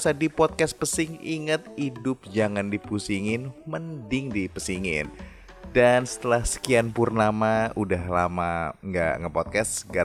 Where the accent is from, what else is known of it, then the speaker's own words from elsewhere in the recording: Rangkasbitung, Banten, Indonesia; menguburkan adiknya bokap di kampung gue di Rangkas Pitung Banten